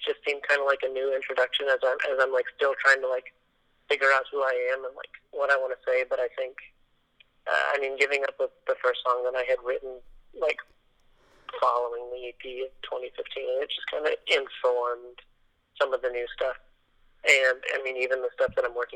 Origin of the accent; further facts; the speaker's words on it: Los Angeles, California, United States; now in Nashville, United States; I'm from Los Angeles originally